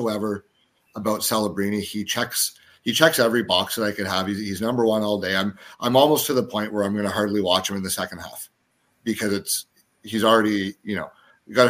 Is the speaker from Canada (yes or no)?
yes; the Maritimes, Canada; I was born in the Maritimes